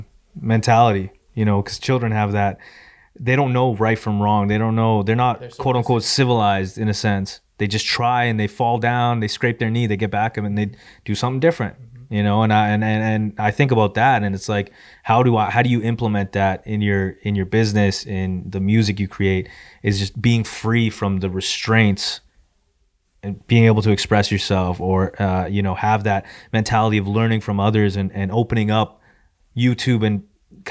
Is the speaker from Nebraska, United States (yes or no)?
no; San Diego, California, United States; I'm going to go back to my hometown of San Diego.